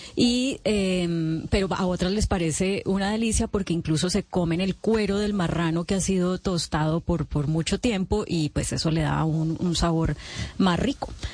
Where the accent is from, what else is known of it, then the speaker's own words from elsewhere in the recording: Valle del Cauca, Colombia; also born or lived in Atlanta, United States; now in Bogotá, Colombia; al Valle del Cauca, de donde yo soy